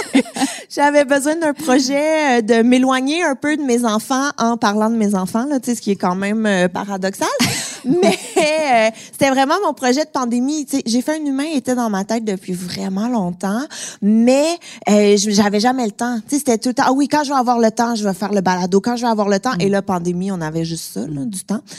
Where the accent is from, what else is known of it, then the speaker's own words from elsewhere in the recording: Montreal, Quebec, Canada; sans doute mon accent m'a un petit peu trahi, je viens de Montréal.